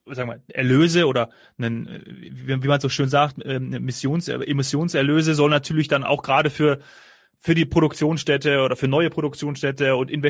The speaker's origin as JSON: {"language": "German", "town": "Munich", "region": "Bavaria", "country": "Germany", "said": "ich als Münchner würde natürlich dann öfteren mal dort konsumieren gehen."}